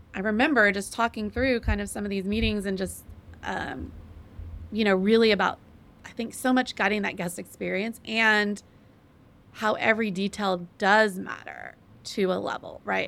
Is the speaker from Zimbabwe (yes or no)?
no; Texas, United States; I'm from Texas and from the South